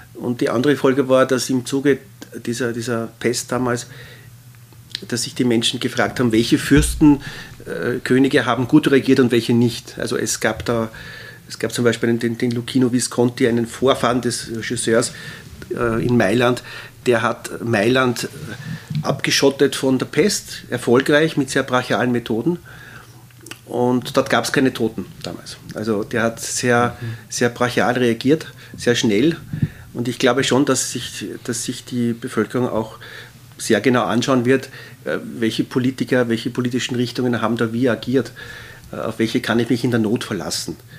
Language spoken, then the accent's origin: German; Austria; die wir als Österreicher vielleicht durch die lange Habsburger Zeit stärker